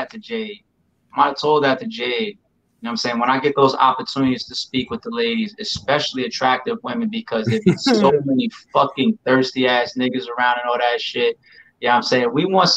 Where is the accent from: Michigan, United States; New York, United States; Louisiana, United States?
New York, United States; A New Yorker, right? You know I'm a New Yorker.